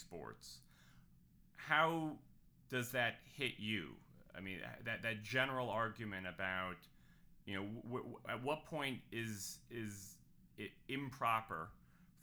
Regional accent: Albuquerque, New Mexico, United States; I grew up in Albuquerque

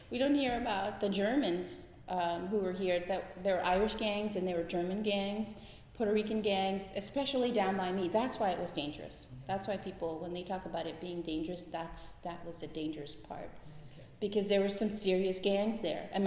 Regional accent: Guyana; born there; I was born in Guyana, South America.

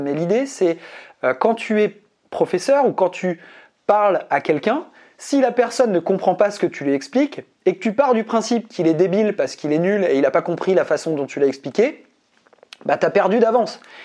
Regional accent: Brittany, France; je suis breton. Je suis né en Bretagne

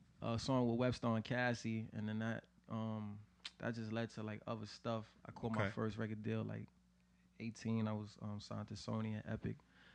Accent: New York City, New York, United States; I'm from Harlem.

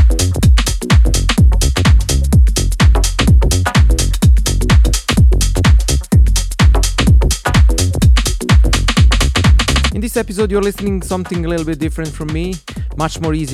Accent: Banja Luka, Republika Srpska, Bosnia & Herzegovina; One Roof in my hometown Banja Luka

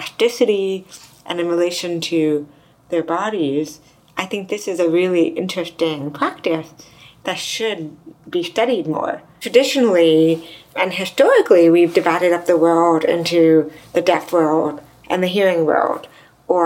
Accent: United States; I'm from the U.S.

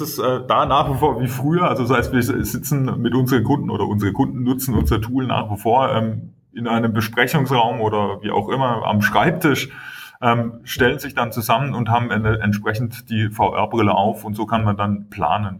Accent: Swabia, Germany; ich bin selber Schwabe

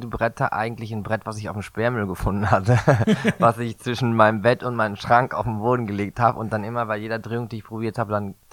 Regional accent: Münster, North Rhine-Westphalia, Germany; also born or lived in Mexico City, Mexico; Genau, also ich bin ja in Münster großenteils aufgewachsen. Ja, und das bin ich eigentlich dort zur Schule gegangen. Ich war auch für zweieinhalb Jahre den Kindergarten in Mexico de Efe, in der Hauptstadt von Mexiko, in Coyoacán, in dem Viertel von Frida Kahlo.

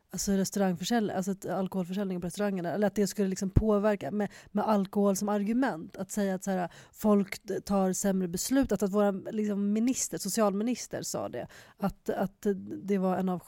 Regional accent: Norrbotten County, Sweden; Oj, det är mitt hemland.

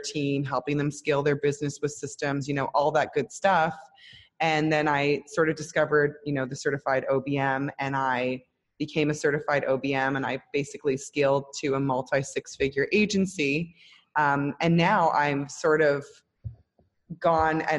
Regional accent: Toronto, Ontario, Canada; moved away as an adult; now in Israel; I'm originally Canadian from Toronto

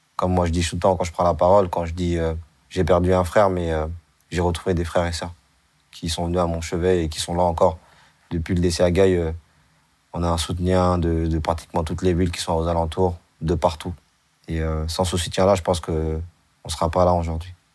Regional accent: Mali; now in France; on est des Maliens, euh, on est des Soninkés.

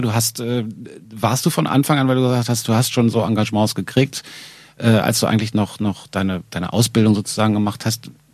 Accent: Berlin, Germany; eine Sendung mit zwei Westberlinern

